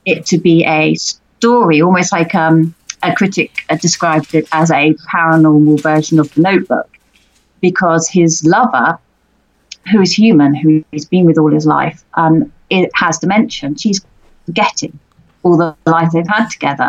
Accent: United Kingdom; being a British author

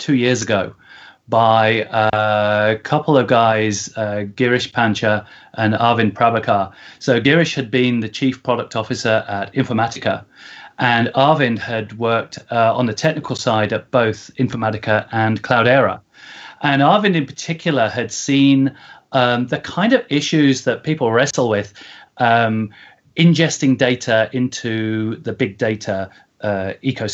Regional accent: Coventry, West Midlands, United Kingdom; now in California, United States; I'm originally from Coventry

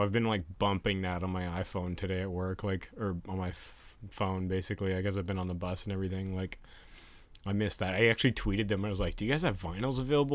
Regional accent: Canada; we're Canadian

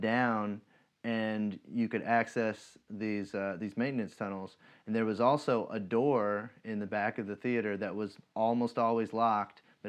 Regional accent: Monticello, Kentucky, United States; moved away; I was originally from Monticello

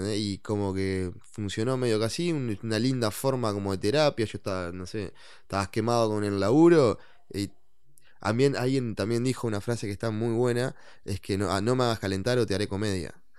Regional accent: Maldonado, Uruguay; yo oriundo de la ciudad de oriundo de la ciudad de Maldonado, San Fernando de Maldonado. Nací ahí

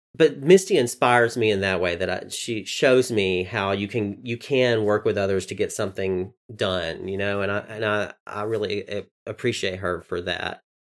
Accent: the South, Southern United States, United States; accent: southern; There's my southern accent

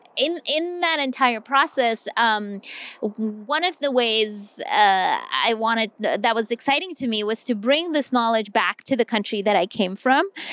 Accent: Delhi, India; moved away as an adult; now in United States; my hometown in Delhi

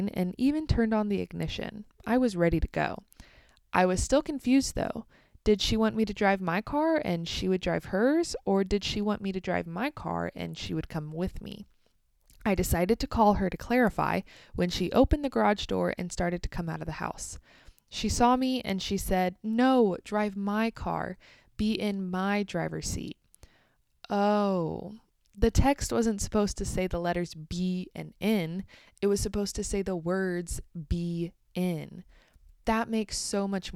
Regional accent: United States; also born or lived in Kansas

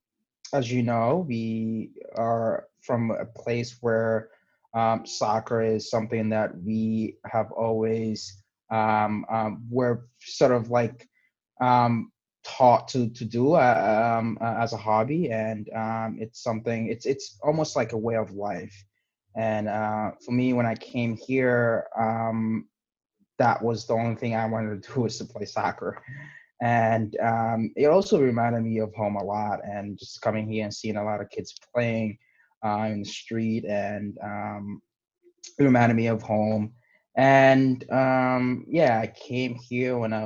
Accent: New York City, New York, United States; also born or lived in Guinea; born in Guinea, West Africa, and I was raised in the Bronx. I came here when I was 11.

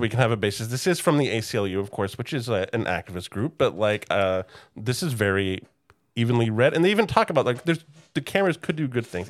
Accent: Oklahoma City, Oklahoma, United States; I grew up in Oklahoma City

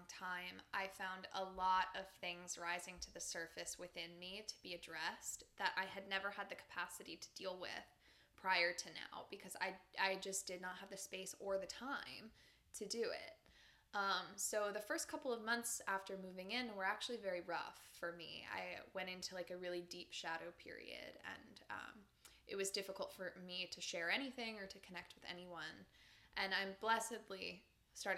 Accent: Pennsylvania, United States; moved away as an adult; I was still living in Pennsylvania at the time, and as I had said before, I had been living very nomadically before that, but I was at a rest period in my hometown

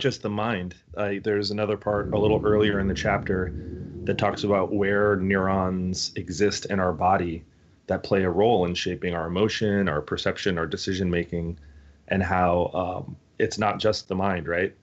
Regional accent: United States; our generation growing up in the United States

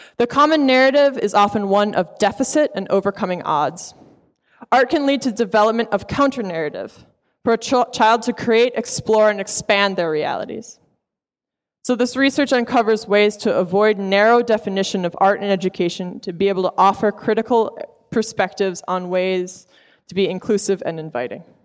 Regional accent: Providence, Rhode Island, United States; We're both from Providence

